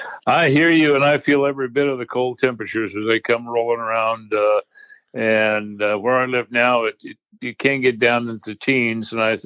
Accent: Boise, Idaho, United States; moved away as an adult; also born or lived in Pocatello, Idaho / San Diego / California; I was born in Boise, Idaho, and spent up through high school and starting college in Idaho, joined the Navy, and basically left Idaho almost over 50 years ago, and really haven't lived there since.

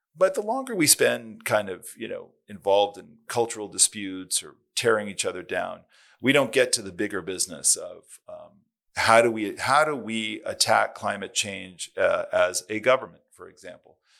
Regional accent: California, United States; California, my home state

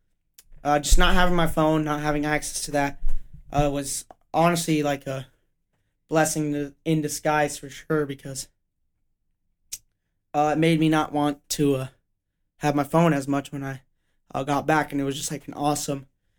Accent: Denver, Colorado, United States; Yeah, I'm from Denver, so shout out 303, any of my Denver area listeners or just Colorado

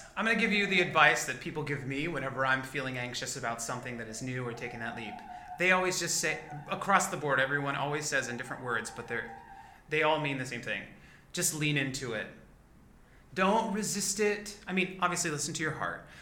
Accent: McAllen, Texas, United States; moved away as an adult; also born or lived in Corpus Christi, Texas / Oklahoma City, Oklahoma; I moved to McAllen, Texas, down in the Rio Grande Valley um, which is a border town um, by uh, the Gulf of Mexico and Mexico. Uh, I moved there when I was like in third grade

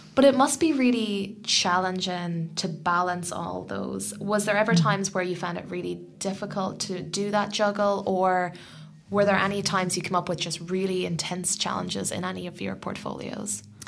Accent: Ireland; now in New Zealand; I'm from Ireland and we have four year terms

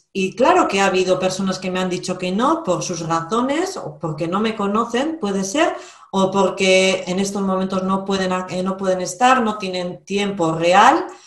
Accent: Basque Country, Spain; soy vasca, vivo en Vizcaya

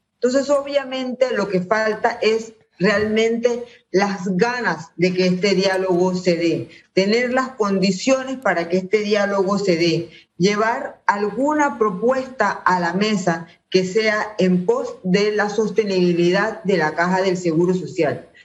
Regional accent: Panama; Todos somos panameños

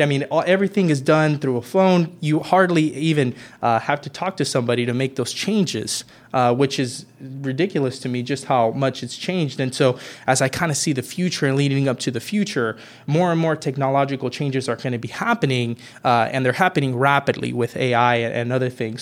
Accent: Merced, California, United States; I'm originally from Merced, California, uh, born and raised there.

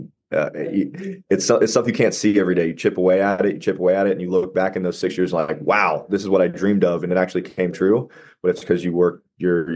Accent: Ohio, United States; I'm in Ohio. I've lived here my whole life.

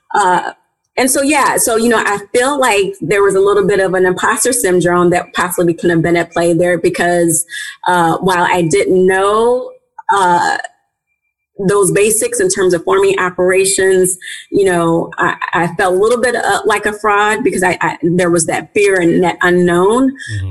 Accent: St. Louis, Missouri, United States; I grew up in St. Louis. I, am born and raised from St. Louis, Missouri

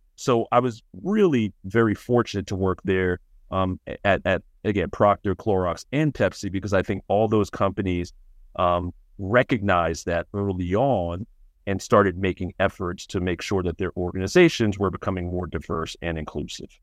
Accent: New York City, New York, United States; growing up in Brooklyn

